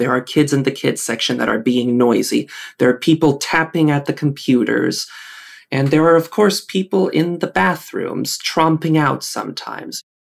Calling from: Redford, Michigan, United States; also born or lived in Texas; I am speaking from Redford, Michigan. I moved here about 5 years ago, I think it is, from Texas, where I lived for 10 years.

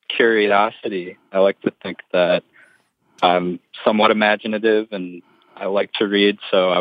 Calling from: Massachusetts, United States; I am also a college student calling from Massachusetts.

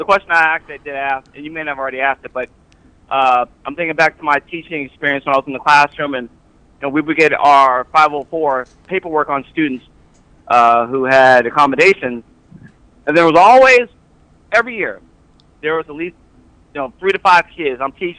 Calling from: Fort Worth, Texas, United States

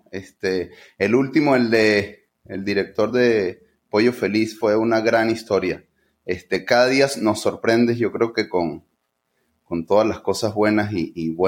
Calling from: Guadalajara, Jalisco, Mexico; Estoy en Guadalajara, este, yo soy desarrollador inmobiliario

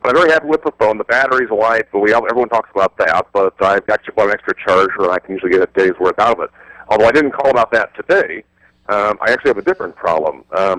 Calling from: Phoenix, Arizona, United States; Phoenix, Arizona.

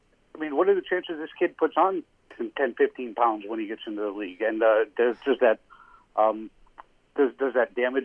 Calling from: Miami, Florida, United States; I'm from Miami.

